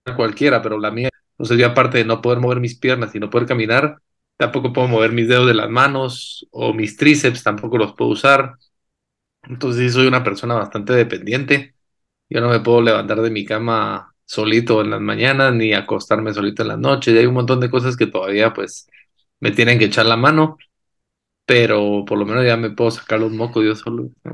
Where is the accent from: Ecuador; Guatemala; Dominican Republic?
Guatemala; guatemalteco. Nací y crecí aquí en Guate.